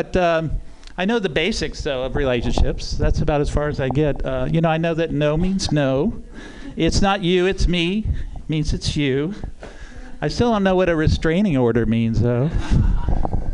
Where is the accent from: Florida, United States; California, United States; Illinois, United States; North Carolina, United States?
California, United States; Oakland; I'm from Oakland